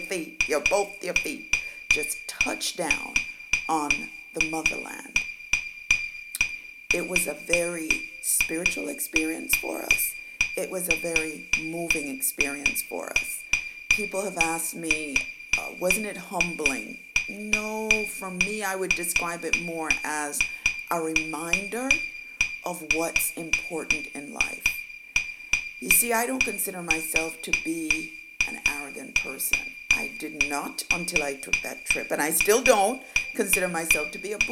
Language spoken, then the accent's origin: English; Jamaica; moved away; I am from Jamaica